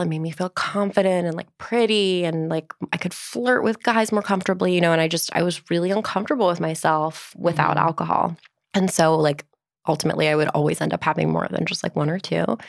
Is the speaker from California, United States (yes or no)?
no; Livingston, New Jersey, United States; also born or lived in New York; now in Brooklyn, United States; Northern New Jersey, Livingston